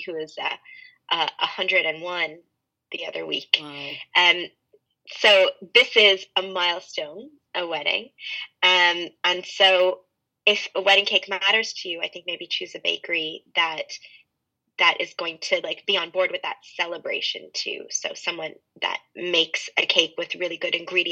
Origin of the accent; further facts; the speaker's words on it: Montreal, Quebec, Canada; moved away as an adult; now in Dublin, Ireland; I'm originally from Canada, from Montreal in Canada.